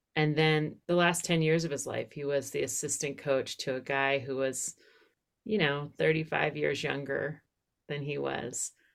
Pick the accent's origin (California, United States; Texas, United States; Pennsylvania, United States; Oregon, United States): Pennsylvania, United States; outside of Philadelphia; I grew up outside of Philadelphia.